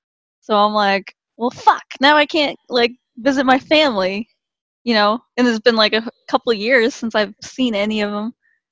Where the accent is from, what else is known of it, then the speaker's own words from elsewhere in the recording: Philippines; Yeah, I'm from a Filipino family, so like my I call Filipinos the Mexicans of Asia